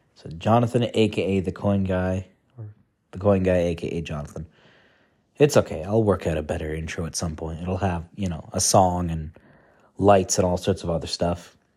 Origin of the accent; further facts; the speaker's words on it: Canada; moved away as an adult; now in Netherlands; I am from Canada